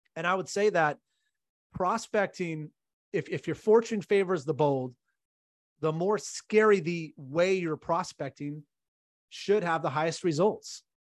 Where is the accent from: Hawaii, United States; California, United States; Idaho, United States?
California, United States; I'm from California